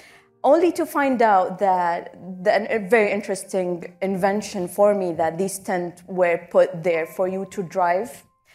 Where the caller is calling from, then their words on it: Abu Dhabi, United Arab Emirates; Hello, everyone. … I come to you from Abu Dhabi.